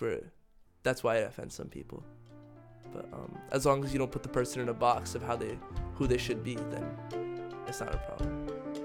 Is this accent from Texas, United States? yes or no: yes; Dallas, Texas, United States; moved away as an adult; also born or lived in North Carolina / Ecuador; now in Denmark; originally, home was Dallas, Texas for me with my family